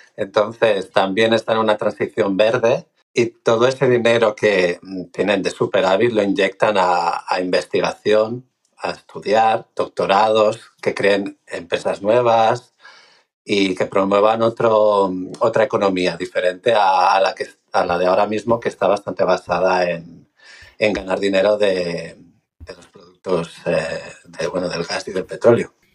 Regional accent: Spain; now in Norway; yo hablo desde la perspectiva de los españoles

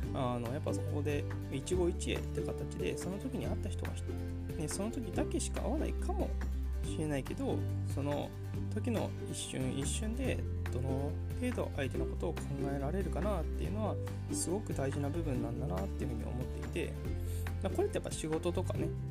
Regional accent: Kanagawa, Japan; moved away as an adult; also born or lived in Hokkaido; 僕の実家ね神奈川にあるんですけど

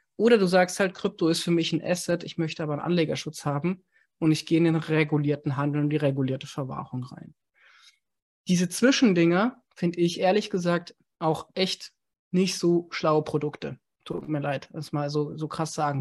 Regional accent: Germany; als Deutsche

